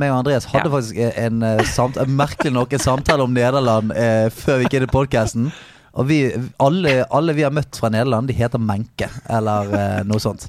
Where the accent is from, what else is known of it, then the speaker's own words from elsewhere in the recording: Bergen, Vestland, Norway; jeg er fra Salhus